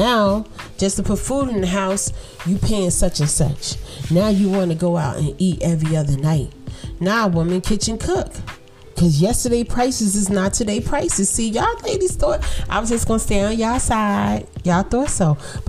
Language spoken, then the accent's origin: English; Brooklyn, New York, United States; Y'all know I'm from Brooklyn. I'm a Brooklyn girl. Yeah. Brookline houses, Louis Pink houses, and then I moved to the Poconos, basically.